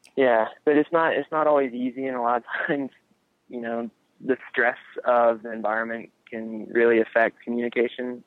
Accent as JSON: {"language": "English", "region": "North Carolina", "country": "United States", "tie": "born or raised there", "said": "coming back to North Carolina um, has been kind of my MO in between trips. And I think at times it can be hard to be back in um, in a hometown"}